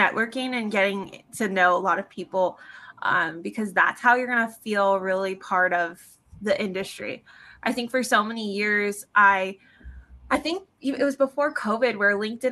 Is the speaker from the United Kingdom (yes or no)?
no; San Diego, California, United States; I grew up in San Diego